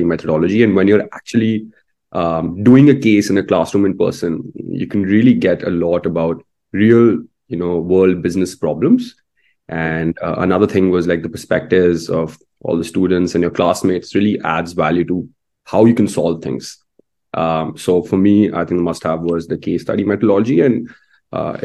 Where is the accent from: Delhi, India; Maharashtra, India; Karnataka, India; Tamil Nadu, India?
Delhi, India; New Delhi; moved away as an adult; I'm from New Delhi, India